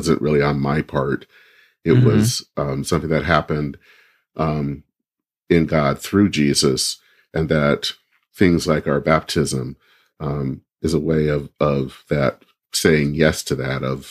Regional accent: Flint, Michigan, United States; now in Minneapolis, United States; I grew up in a town that it seems like everyone knows, Flint, Michigan

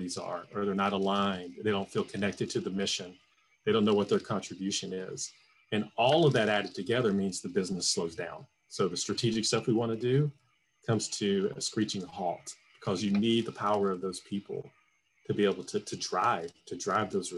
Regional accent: Atlanta, Georgia, United States; moved away; I'm from Atlanta originally

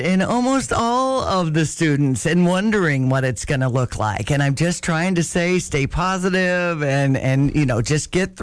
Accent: Tolono, Illinois, United States; Tolono, my hometown

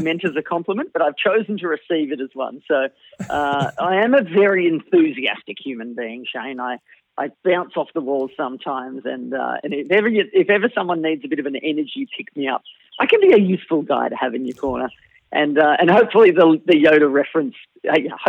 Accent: Melbourne, Victoria, Australia; I was born almost in the car park, in fact, of a hospital in Melbourne, Australia

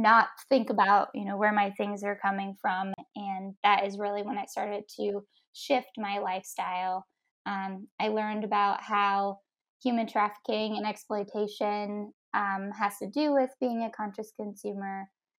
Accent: Ohio, United States; also born or lived in Tennessee; I was from Ohio.

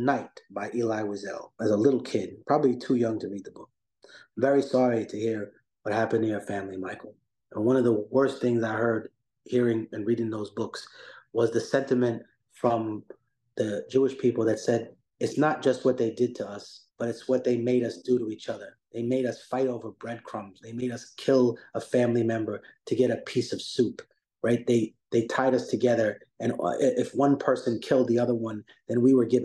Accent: Peru; I was born in Peru

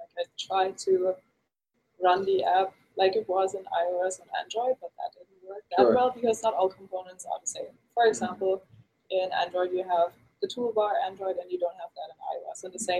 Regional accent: Germany; So I'm originally from Germany.

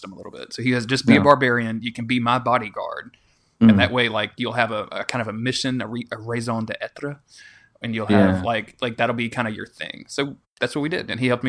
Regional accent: Louisiana, United States; I'm from Louisiana, so I should have like this real thick Cajun accent.

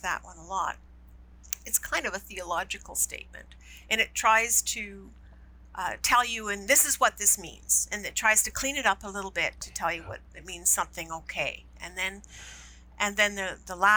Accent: Canada; I love being Canadian

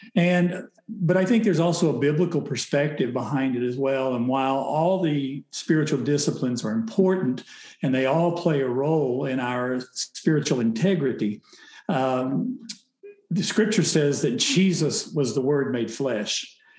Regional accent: Oklahoma, United States; I grew up in Oklahoma

